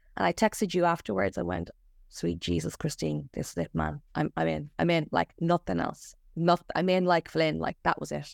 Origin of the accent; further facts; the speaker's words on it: Ireland; now in Australia; I'm from Ireland